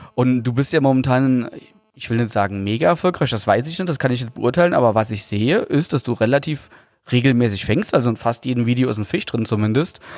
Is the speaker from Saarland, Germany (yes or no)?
yes; Saarland, Germany; ich bin ja Saarländer, aber musste immer pendeln nach Hessen zur Berufsschule